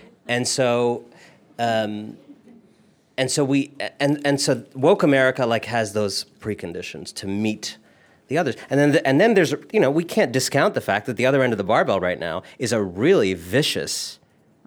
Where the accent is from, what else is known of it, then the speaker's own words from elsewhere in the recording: Cleveland, Ohio, United States; moved away as an adult; also born or lived in India; now in Brooklyn, United States; I born in Cleveland, but originally from India. My family is Indian